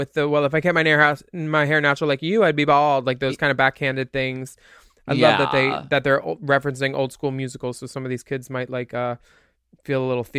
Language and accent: English; New York, United States; She's from, I'm from New York. I cry about it and move on.